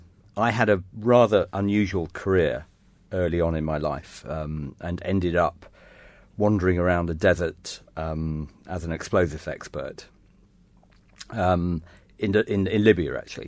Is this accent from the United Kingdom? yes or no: yes; England, United Kingdom; also born or lived in France / Germany / Austria; And I was brought up in France and Germany and Austria, as well as England.